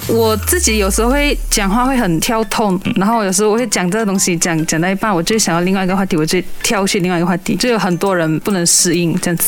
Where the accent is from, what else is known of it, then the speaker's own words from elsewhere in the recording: Ipoh, Perak, Malaysia; 我是来自霹雳医保的